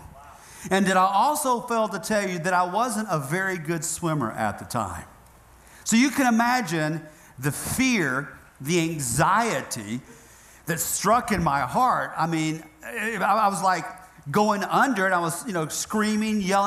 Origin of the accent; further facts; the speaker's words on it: Northeast Georgia, United States; moved away; also born or lived in South Florida; I grew up in Northeast Georgia.